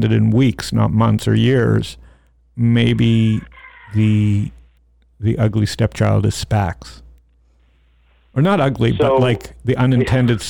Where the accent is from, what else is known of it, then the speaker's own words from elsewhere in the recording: Canada; I grew up in Canada